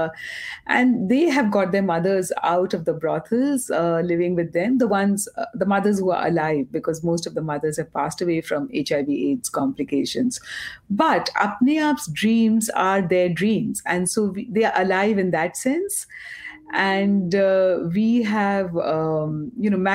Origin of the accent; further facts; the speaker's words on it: Kolkata, West Bengal, India; also born or lived in Mumbai; I grew up in Calcutta